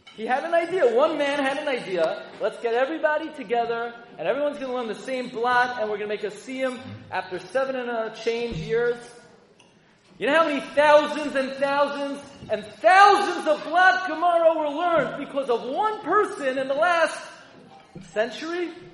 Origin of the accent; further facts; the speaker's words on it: New York City, New York, United States; I grew up in Flatbush and Avenue M and East 31st